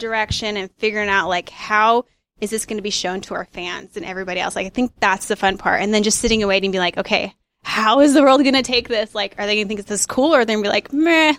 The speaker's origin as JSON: {"language": "English", "town": "Dixon", "region": "California", "country": "United States", "tie": "born or raised there", "said": "I grew up in Dixon, a little cow town outside of Sacramento"}